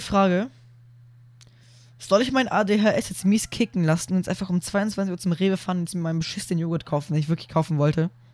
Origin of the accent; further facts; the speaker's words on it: Germany; bei uns in Deutschland